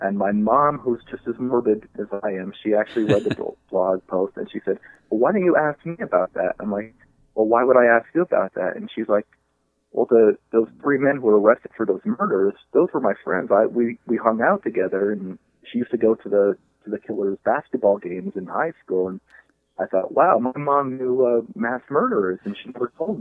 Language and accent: English; Coal Township, Northumberland County, Pennsylvania, United States; I grew up in Coltmont, which is a very rural coal mining area in Northumberland County